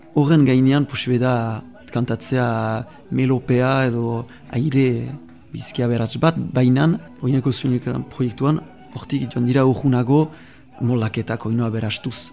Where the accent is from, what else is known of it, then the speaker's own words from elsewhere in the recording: Bayonne, Nouvelle-Aquitaine, France; Basque is a second language; Bayonesa, sortzez